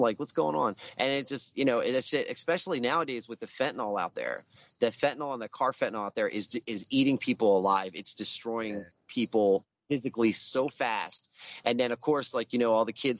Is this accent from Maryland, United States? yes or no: yes; Baltimore, Maryland, United States; I grew up in Southwest Baltimore, in Morrill Park